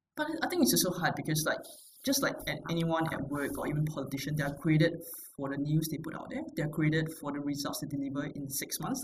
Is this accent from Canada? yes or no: no; Singapore; I'm from Singapore